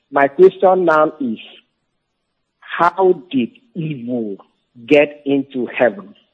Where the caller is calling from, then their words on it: Togo; I am calling from Togo.